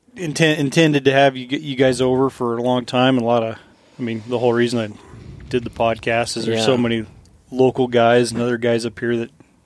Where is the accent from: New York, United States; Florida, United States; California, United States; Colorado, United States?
Colorado, United States; Alamosa; That reminds me when I was a kid, because I grew up near Alamosa.